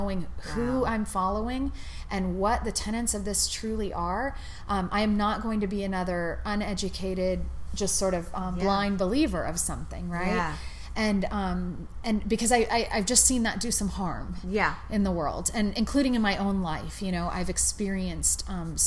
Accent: San Francisco, California, United States; I grew up in California, in San Francisco, like the most secular community you could possibly imagine in Silicon Valley

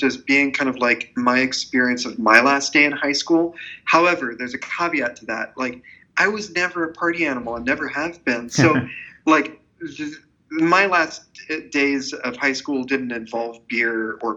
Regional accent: Central Valley, California, United States; I grew up in the Central Valley

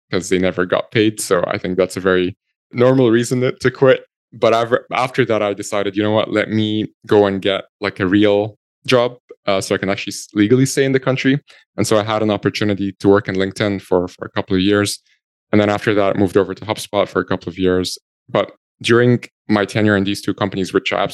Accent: Egypt; moved away as an adult; now in Ireland; I'm originally from Egypt. I'm 100% Egyptian.

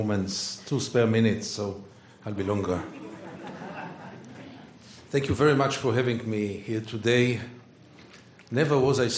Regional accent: Tel Aviv, Tel Aviv District, Israel; I was born in Tel Aviv. I was brought up in Tel Aviv. I was a very good boy, Tel Aviv. I served in the Israeli army.

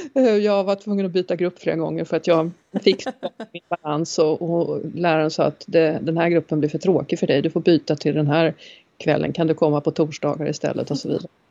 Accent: Åkersberga, Stockholm County, Sweden; also born or lived in Norrland / Färingsö; Jag är född i Norrland men uppvuxen utanför Stockholm. Eh, inte här på Färingsö utan i en eh, liten förort eller vad man ska kalla det för som heter Åkersberga.

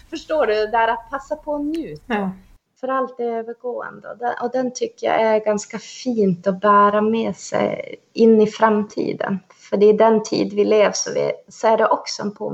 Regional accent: Sweden; Och när folk säger, ja men du är ju svensk, nej jag är same.

